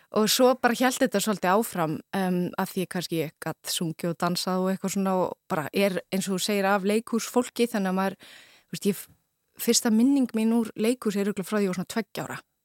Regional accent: Reykjavík, Capital Region, Iceland; also born or lived in London; ég er bara úr Vesturbænum sko, gamla Vesturbænum

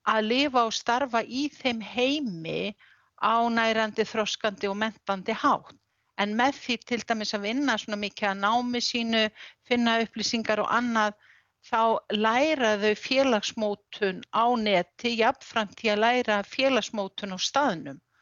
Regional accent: Reykjavík, Capital Region, Iceland; now in Ólafsfjörður, Iceland; ég er úr Reykjavík

